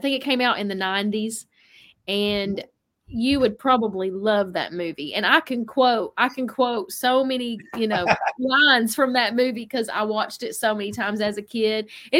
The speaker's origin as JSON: {"language": "English", "region": "New York", "country": "United States", "said": "And someone said that accent. That's hilarious. Hey, I'm from New York. You know that."}